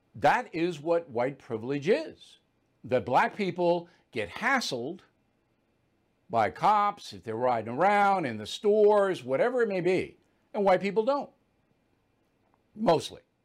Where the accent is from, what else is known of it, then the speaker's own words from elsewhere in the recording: Levittown, New York, United States; moved away; I came from Levittown. There's not a lot of white privilege in Levittown. All right, if, if you had walked into my house Three bedroom, one bath, no air conditioning, as modest